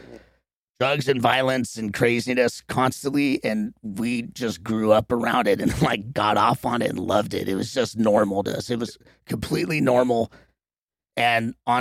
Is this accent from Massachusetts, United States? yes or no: no; Los Angeles, California, United States; growing up there, we just call it Venice